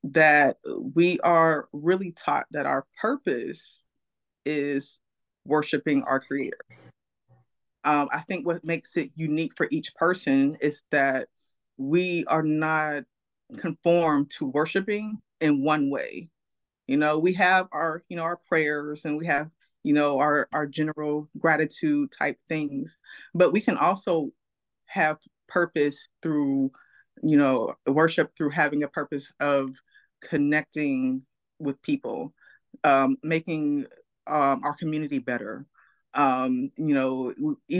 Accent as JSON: {"language": "English", "region": "Pennsylvania", "country": "United States", "tie": "born or raised there", "moved": "yes", "lives_now": "Durham, United States", "said": "I'm born and raised in Pennsylvania. I'm local now to Durham, North Carolina"}